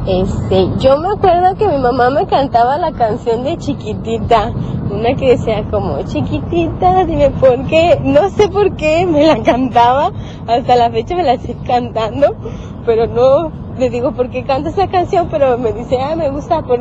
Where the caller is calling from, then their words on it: Zapopan, Jalisco, Mexico; Hola Teo, buenos días. … de Zapopan.